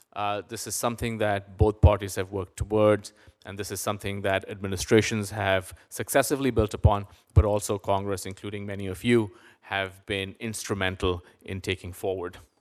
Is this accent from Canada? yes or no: no; India; now in United States; I grew up in India